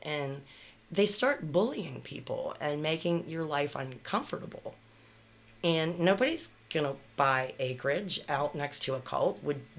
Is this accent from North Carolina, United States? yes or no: no; Canonsburg, Pennsylvania, United States; I listened to your podcast, and I heard you're in Pittsburgh. I'm from Cannonsburg, originally.